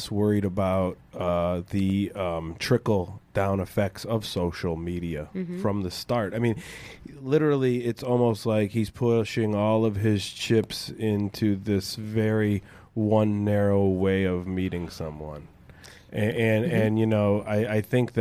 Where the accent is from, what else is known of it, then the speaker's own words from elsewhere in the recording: Lorain, Ohio, United States; now in Los Angeles, United States; my hometown of Lorain